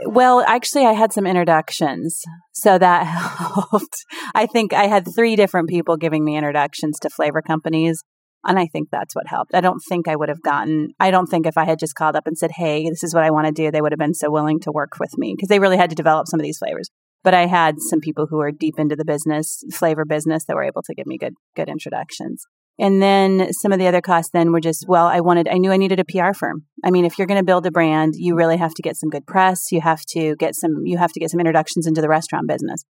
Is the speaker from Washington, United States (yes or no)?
yes; Seattle, Washington, United States; I'm from Seattle